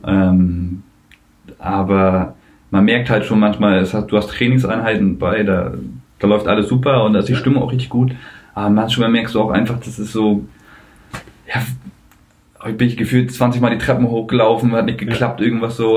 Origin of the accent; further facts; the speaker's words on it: Rostock, Mecklenburg-Vorpommern, Germany; moved away as an adult; now in Lübeck, Germany; in Rostock äh, mhm. zu bleiben, weil es ja auch meine Heimat ist